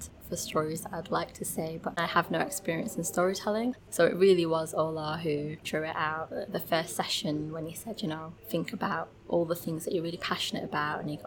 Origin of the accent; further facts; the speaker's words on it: United Kingdom; growing up in Britain